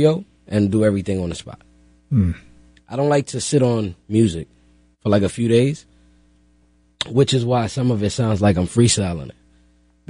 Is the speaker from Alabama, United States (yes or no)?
no; New York City, New York, United States; I'm from the Bronx